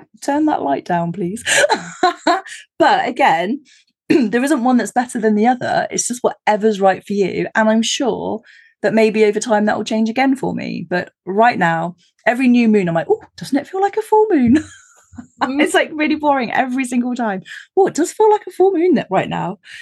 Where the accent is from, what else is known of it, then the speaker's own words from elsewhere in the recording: United Kingdom; I live in the countryside, again, being terribly British